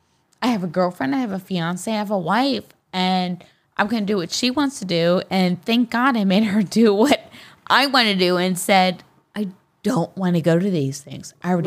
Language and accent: English; Amityville, New York, United States; So I grew up on Long Island. Amityville. The Amityville.